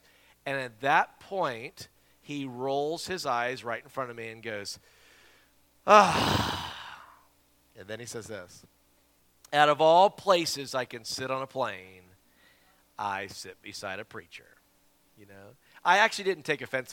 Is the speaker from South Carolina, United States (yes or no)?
yes; Simpsonville, South Carolina, United States; That's my hometown, Simpsonville, Greenville area there